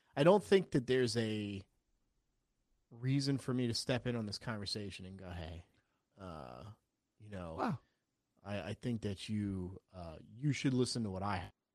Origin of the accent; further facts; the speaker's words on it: South Carolina, United States; also born or lived in New Jersey; I obviously was born in New Jersey, but I grew up in South Carolina.